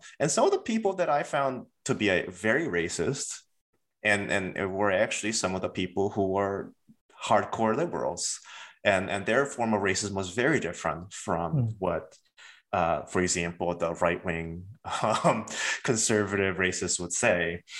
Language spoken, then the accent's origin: English; Baltimore, Maryland, United States; the experience of growing up in Baltimore is, in my opinion, really different from, for example, growing up in places like Berkeley or Los Angeles or even Boston or New York